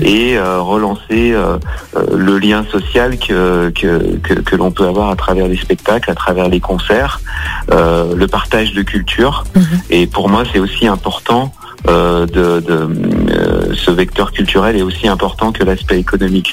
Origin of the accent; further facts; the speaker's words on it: Lyon, Auvergne-Rhône-Alpes, France; je suis euh, né à Lyon, hein, euh, Lyon, Lyon 8e. Donc Lyon, c'est ma ville natale. J'ai jamais vraiment quitté Lyon